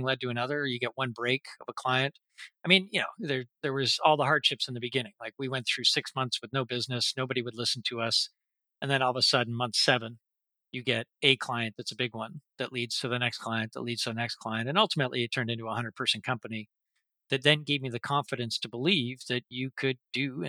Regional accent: Toronto, Ontario, Canada; moved away as an adult; now in Vancouver, Canada; So Canadian, born and bred and grew up in Toronto

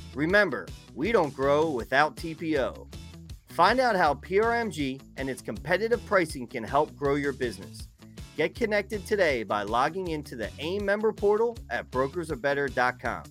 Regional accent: Philadelphia, Pennsylvania, United States; you're from Philly

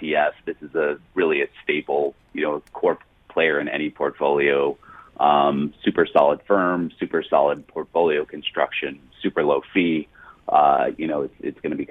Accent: Chicago, Illinois, United States; where I come from, the city of Chicago

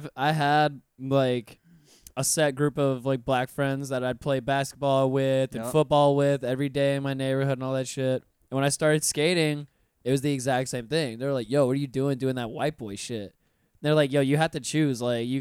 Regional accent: Pensacola, Florida, United States; I just went back to Pensacola this past year for the first time in 6 years. And when I left, my accent was not as pronounced as it is now. Like I speak pretty clearly now. When I left Pensacola originally, it was bad.

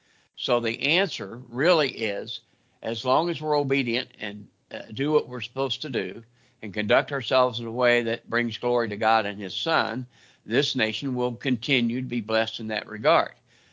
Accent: Midwest, United States; We're from the Midwest.

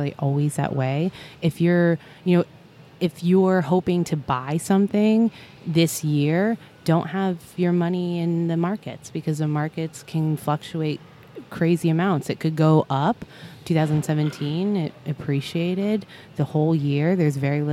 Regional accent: Ohio, United States; moved away; I'm from Ohio

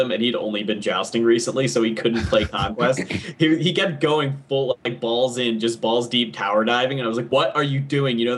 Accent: Philadelphia, Pennsylvania, United States; I'm from Philly

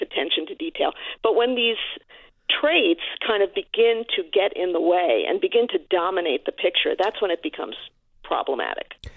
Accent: New York City, New York, United States; I am a New Yorker

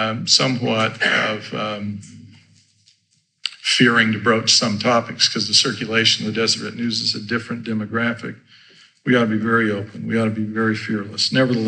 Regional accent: Idaho, United States; I grew up in Idaho, mind you.

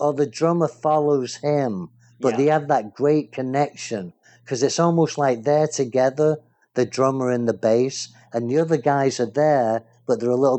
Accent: England, United Kingdom; born there; now in United States; is an American like me, but he's not really Australian, even though he was born in Australia like I was born in England.

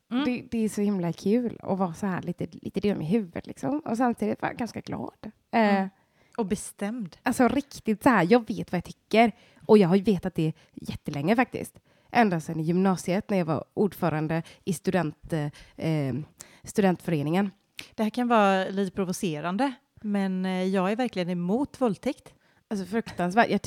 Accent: Uppsala, Uppsala County, Sweden; för jag låter ju som att jag kommer från Stockholm, vilket jag absolut inte gör, utan jag kommer ju från eh, ute på landet och sen Uppsala som är liksom en helt vanlig västeråsig stad.

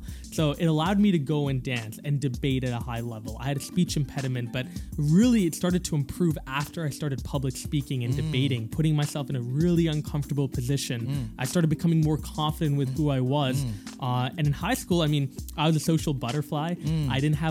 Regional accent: Singapore; And I think that comes from my Singaporean heritage. I was born and raised in Singapore, a very competitive place.

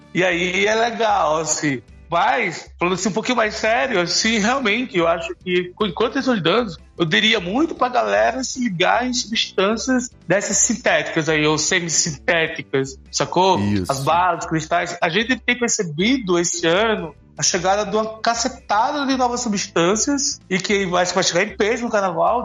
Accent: Alagoas, Brazil; eu sou alagoano

